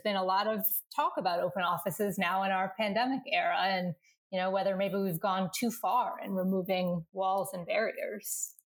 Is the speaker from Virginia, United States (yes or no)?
yes; Northern Virginia, United States; the house I grew up in in Northern Virginia